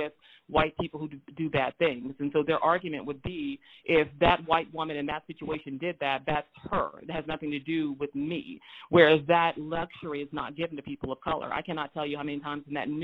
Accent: Moberly, Missouri, United States; also born or lived in St. Louis, Missouri; I was born in St. Louis, Missouri, but I grew up in Moberly, Missouri, which is a majority white space

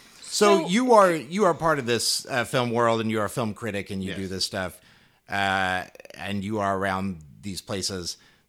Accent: Salina, Kansas, United States; my hometown of Salina

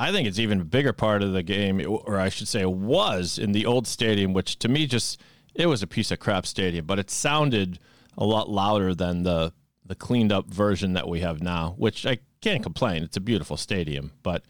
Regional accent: Sharon, Massachusetts, United States; I grew up in Sharon, and my folks had season tickets from when the stadium opened.

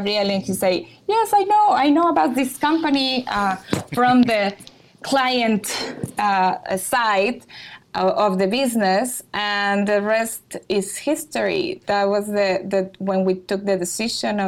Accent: Monterrey, Nuevo León, Mexico; I'm from Mexico, in Monterrey.

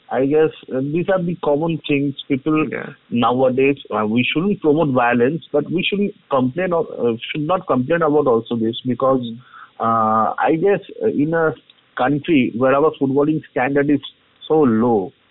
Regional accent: Kolkata, West Bengal, India; actually, the place from where I come from, uh, it's a hardcore Mohun supporter. Yeah, I'm from Soa Bazaar.

